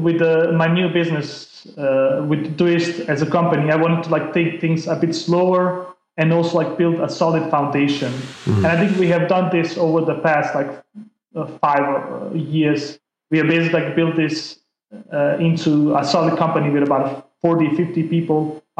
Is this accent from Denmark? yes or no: yes; Denmark; English is a second language; also born or lived in Bosnia; I grew up in Denmark, got my education there